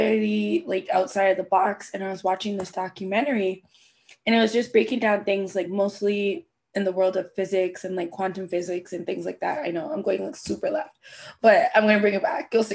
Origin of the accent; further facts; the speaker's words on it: Jamaica; I'm Jamaican